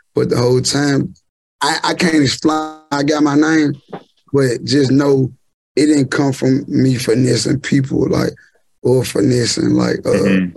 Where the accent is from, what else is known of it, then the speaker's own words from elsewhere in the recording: Memphis, Tennessee, United States; moved away as an adult; now in Houston, United States; I'm from Memphis